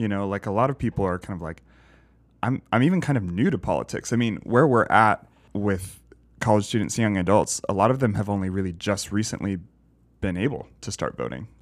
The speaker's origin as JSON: {"language": "English", "region": "the South", "country": "United States", "tie": "born or raised there", "said": "growing up in the South"}